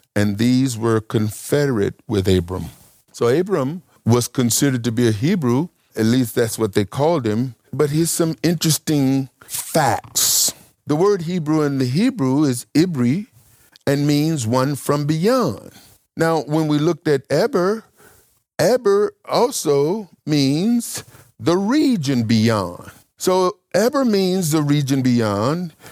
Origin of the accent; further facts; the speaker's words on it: Mississippi, United States; also born or lived in Las Vegas / Michigan; now in North Carolina, United States; I'm from Mississippi. I lived in Las Vegas. I lived in Michigan. Now I live in North Carolina